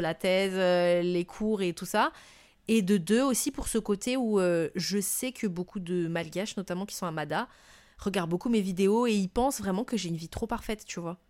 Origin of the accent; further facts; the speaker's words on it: Madagascar; moved away as an adult; also born or lived in Montpellier, France; now in France; ce que je vivais moi en France en tant que malgache étrangère euh, qui arrive de Madagascar